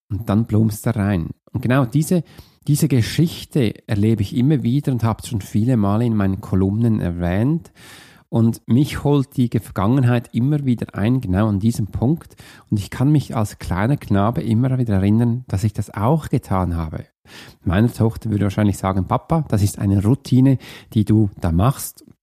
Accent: Zurich, Switzerland; Bei mir in der Nähe, wo ich aufgewachsen bin, gab es einen See. Das war der Türlersee.

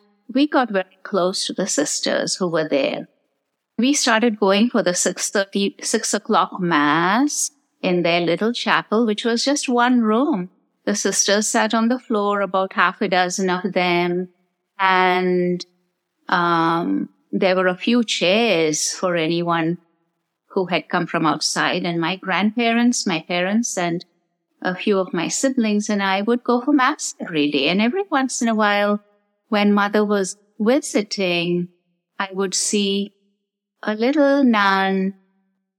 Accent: Bangalore, Karnataka, India; moved away as an adult; now in United States; I was born and raised in India

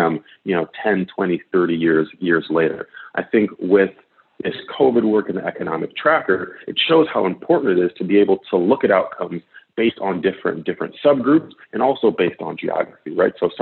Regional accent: Detroit, Michigan, United States; moved away; I served in the mayor's office in Detroit, my hometown

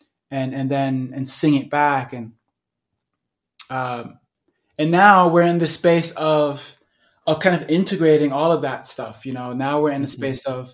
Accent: New York City, New York, United States; now in Sedona, United States; growing up in Brooklyn, New York

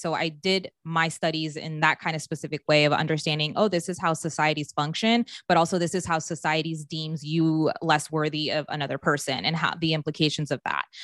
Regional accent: Maryland, United States; moved away; I grew up in Maryland

